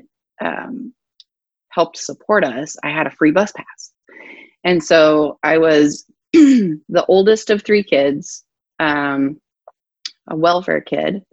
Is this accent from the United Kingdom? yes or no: no; Johannesburg, Gauteng, South Africa; born or raised there; moved away as an adult; also born or lived in Durban, South Africa / Port Elizabeth, South Africa / Cape Town, South Africa / Northern California, United States; now in United States